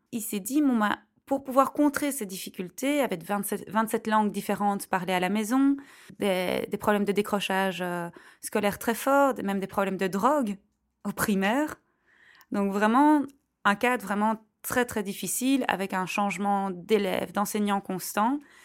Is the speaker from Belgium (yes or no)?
yes; Belgium; je suis belge. En tant que belge